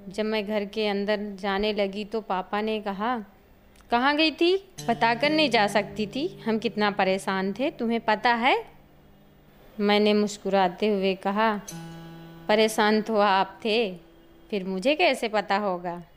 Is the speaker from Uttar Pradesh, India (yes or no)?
yes; Banda, Uttar Pradesh, India; मैं उत्तर प्रदेश के बुंदेलखंड क्षेत्र बांदा शहर सेखनपुर गांव की रहने वाली हूँ